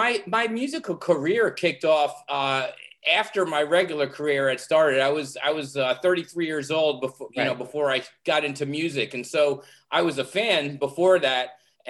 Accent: Freehold, New Jersey, United States; also born or lived in Florida; I grew up in Freehold

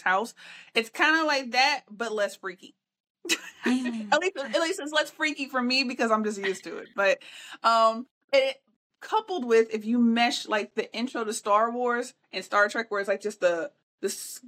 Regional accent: Midwest, United States; I'm a Midwesterner by birth, so I grew up in a portion of Tornado Alley

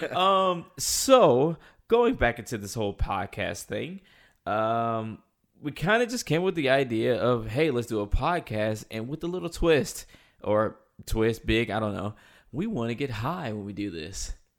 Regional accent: North Carolina, United States; moved away as an adult; now in Los Angeles, United States; I am from North Carolina. Um, I moved to L A about seven years ago

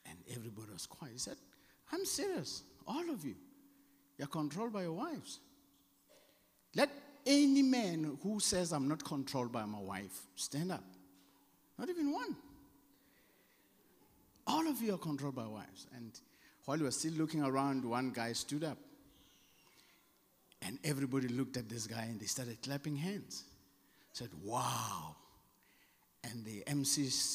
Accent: South Africa; accent: South African; my South African accent

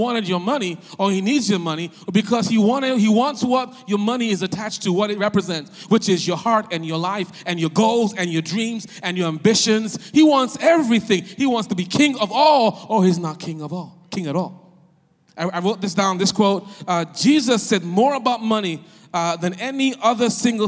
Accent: Nigeria; moved away; also born or lived in West Philadelphia, Pennsylvania, United States; I'm Nigerian, West Philly

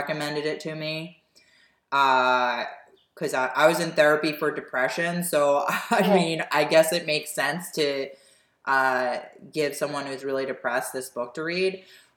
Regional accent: United States; being in America, born and raised in the United States

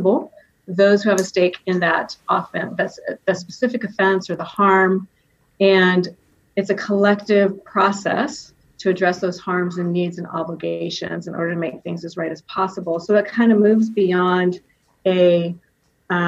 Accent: Reedley, California, United States; I come from Reedley, California. And if you're from Reedley, you know that we say Reedley, California. And I grew up there.

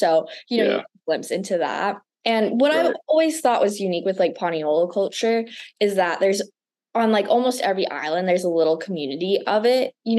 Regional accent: Makawao, Hawaii, United States; I grew up near Muckawow

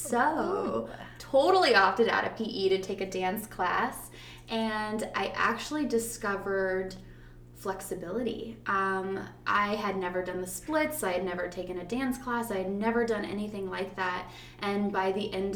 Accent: Arizona, United States; moved away as an adult; also born or lived in Austin, Texas; now in Tarpon Springs, United States; I grew up in Arizona. So I was not born there. I was actually born in Austin, Texas, but I grew up in Arizona. I spent from age 7 to 23 living in Arizona

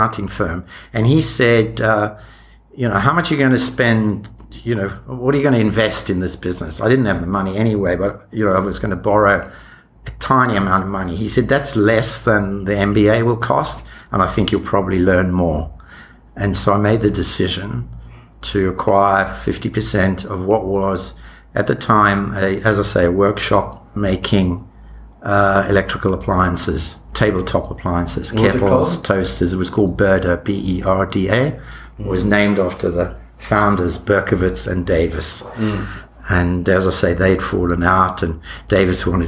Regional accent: South Africa; moved away as an adult; I was born in South Africa, and my degrees were in South Africa, and those early jobs I mentioned were there.

